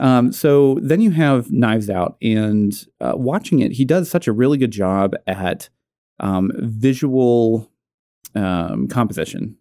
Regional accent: Natick, Massachusetts, United States; I'm from Natick

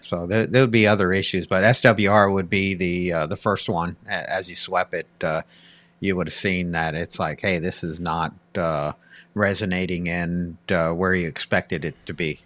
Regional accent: Pasadena, California, United States; growing up in Pasadena, California

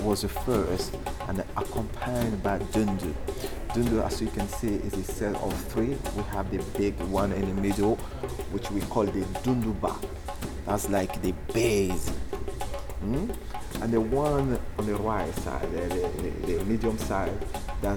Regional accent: Côte d’Ivoire; I'm from Ivory Coast

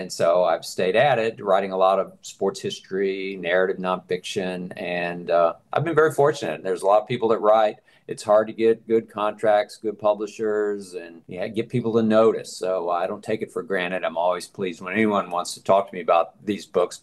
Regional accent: Dallas, Texas, United States; moved away as an adult; also born or lived in Philadelphia, Pennsylvania / Baltimore, Maryland; I got into journalism after that in Dallas, which is my hometown.

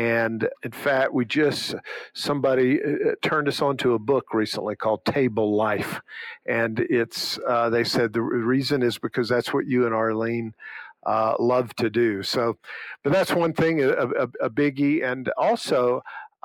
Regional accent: Monroeville, United States; moved away; when I was at my hometown in Monroeville

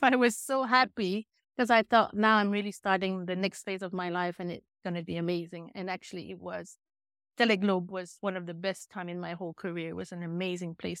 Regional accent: Chicoutimi, Quebec, Canada; also born or lived in UK, north of London; now in United Kingdom; originally, I'm from a small town in Quebec, five hours north of Montreal, called Chicoutimi.

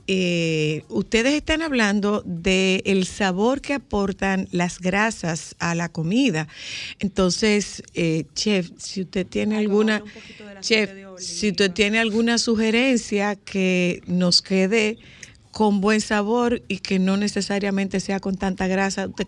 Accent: Dominican Republic; son, de nosotros, la gente

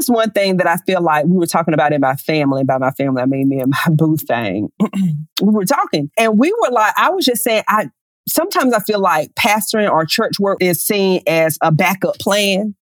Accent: Lower Alabama, United States; I proudly tell people I'm from Lower Alabama.

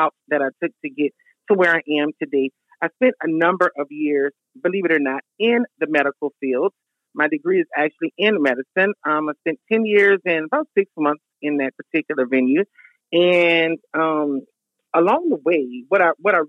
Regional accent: Lafayette, Louisiana, United States; accent: country girl; I'm a native of Lafayette, Louisiana

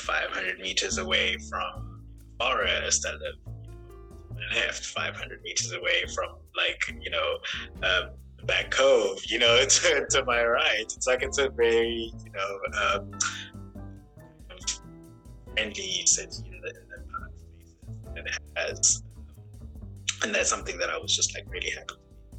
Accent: South Africa; I studied at Humboldt University, which is a very prestigious university in Europe, as a South African citizen for free.

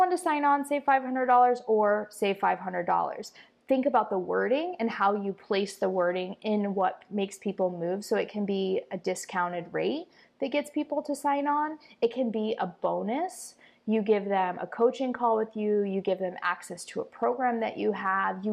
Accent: Iowa, United States; moved away as an adult; now in Costa Rica; I'm from Iowa

